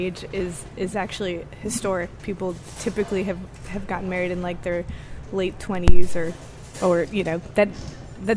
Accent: Metairie, Louisiana, United States; So I grew up in Metairie

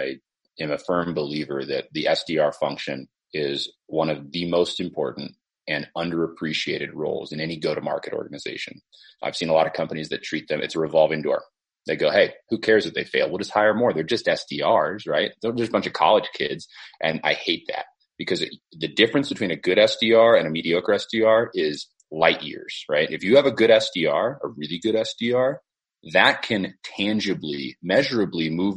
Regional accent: Silicon Valley, California, United States; I grew up in the Silicon Valley and I watched the dot-com boom happen

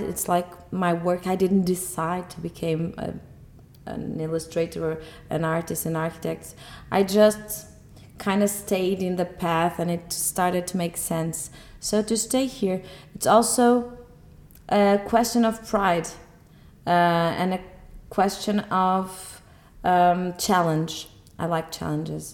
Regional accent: Porto, Portugal; I'm an architect from Porto.

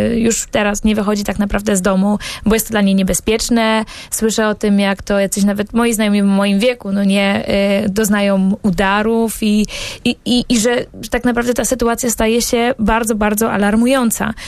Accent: Bydgoszcz, Kuyavian-Pomeranian Voivodeship, Poland; ja pochodzę z Bydgoszczy, tam się urodziłam

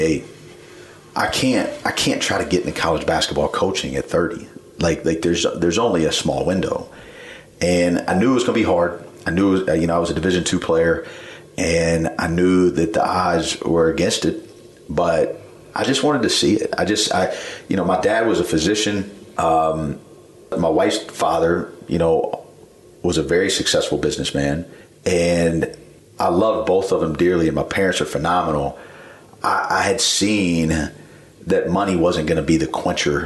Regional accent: Columbia, South Carolina, United States; I grew up in Columbia

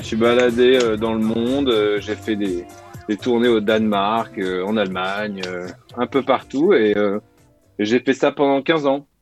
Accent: Tarbes, Occitania, France; now in Paris, France; il habitait dans la rue où je suis né, parce que je suis né à Tarbes

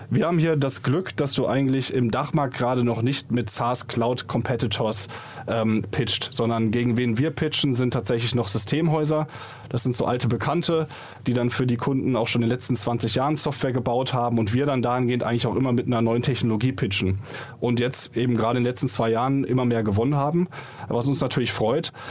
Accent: Munich, Bavaria, Germany; Ja, wir kommen ursprünglich aus München, hatten dann aber in Augsburg die Company gestartet

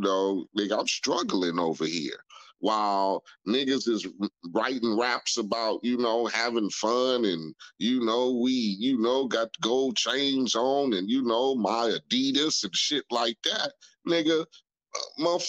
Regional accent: Compton, California, United States; growing up in Compton, living where I lived in a neighborhood called Spooktown

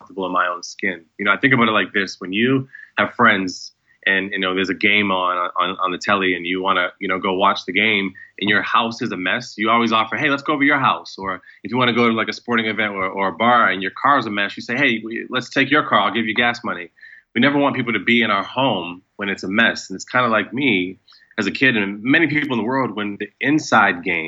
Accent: central Massachusetts, United States; moved away as an adult; now in Los Angeles, United States; I was born on the East Coast in central Massachusetts

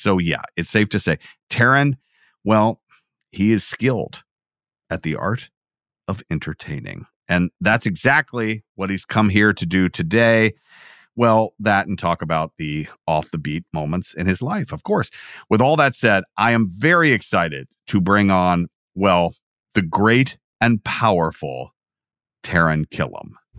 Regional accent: Georgia, United States; I am from Georgia

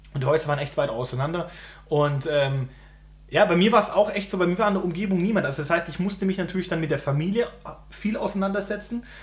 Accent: Germany; bei uns in Deutschland

